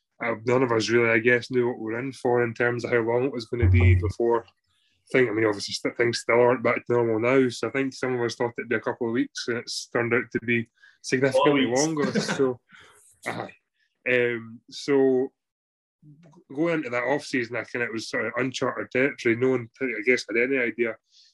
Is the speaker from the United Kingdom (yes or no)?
yes; Falkirk, Scotland, United Kingdom; also born or lived in Leicester / France; I'm obviously from Falkirk, so pretty close to Glasgow. You know, so it's nice to be back living at home.